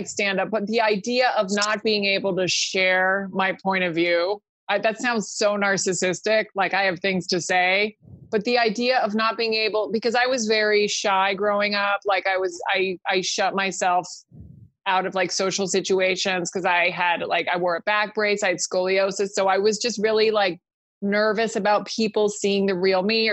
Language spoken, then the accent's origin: English; California, United States; English is a second language; also born or lived in Spain; I was born in California and then we lived in Spain till I was 8, but I lived there as a child until I was 8.